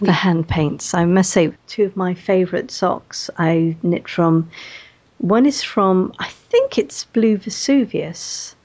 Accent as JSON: {"language": "English", "area": "Welsh", "region": "Wales", "country": "United Kingdom", "said": "being Welsh and having uh, uh relatives in West Wales"}